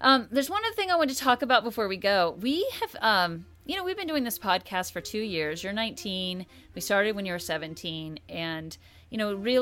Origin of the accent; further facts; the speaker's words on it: United States; also born or lived in Oklahoma; growing up in Kansas and Oklahoma as a white kid